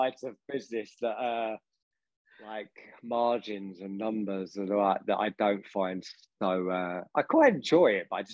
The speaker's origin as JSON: {"language": "English", "town": "Harrow", "region": "London", "country": "United Kingdom", "tie": "born or raised there", "said": "I grew up in Northwest London in Harrow"}